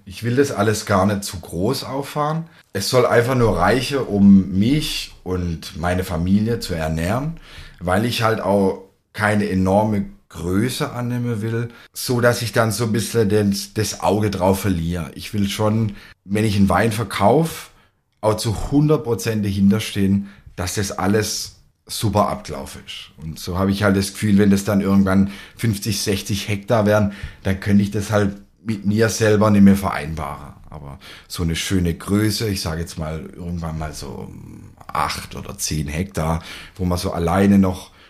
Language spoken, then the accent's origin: German; Baden-Württemberg, Germany; Und wenn man dann dorthin geht, hat man ja so ein Stück weit als Schwabe des, den der Vase im Kopf.